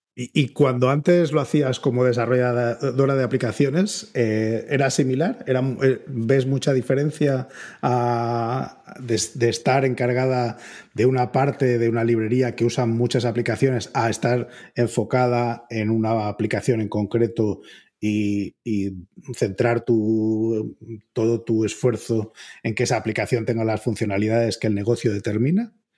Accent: Spain; la reputación que tenemos los, españoles de que somos demasiado directos

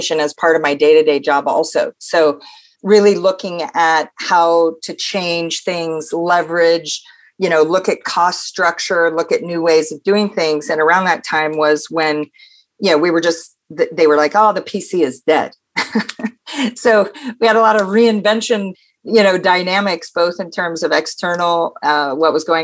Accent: Pacific Northwest, United States; also born or lived in Denmark; I'm originally from the Pacific Northwest

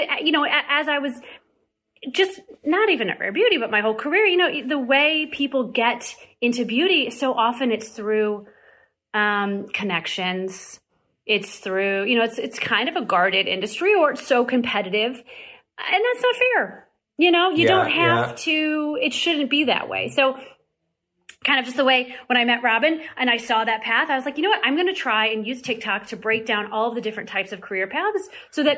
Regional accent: Missouri, United States; I grew up in Missouri

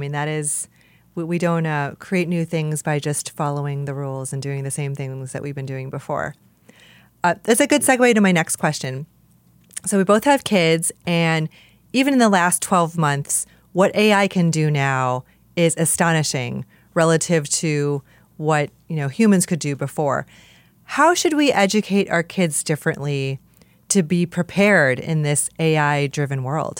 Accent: Hong Kong; You spent time in Hong Kong, which is also where I'm from

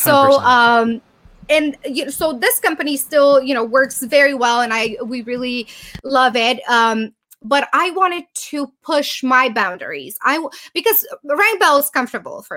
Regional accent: Romania; moved away as an adult; now in United States; my home country in Bucharest, in Romania.

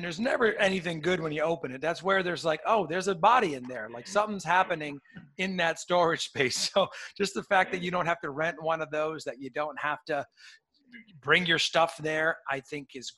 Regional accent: Port Chester, New York, United States; I'm from Portchester, right on the border there

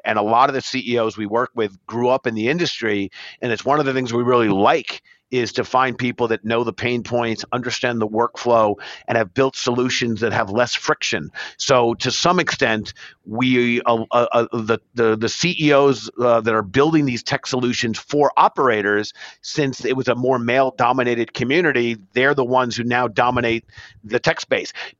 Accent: New York, United States; native New Yorkers

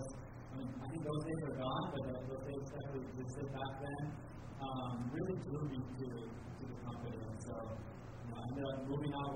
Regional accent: Japan; moved away as an adult; also born or lived in United States; I was born and raised in Japan, so I did an international school education, and then eventually went to college in the U.S.

